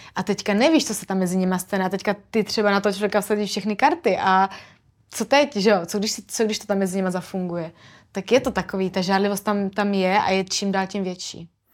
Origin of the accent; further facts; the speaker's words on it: Brno, South Moravian Region, Czechia; My jsme oba dva z Brna